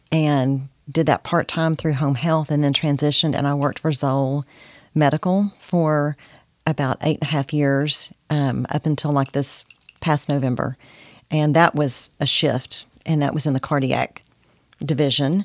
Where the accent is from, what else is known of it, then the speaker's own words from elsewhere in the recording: Corsicana, Texas, United States; moved away as an adult; now in Nacogdoches, United States; I grew up in Corsicana, Texas.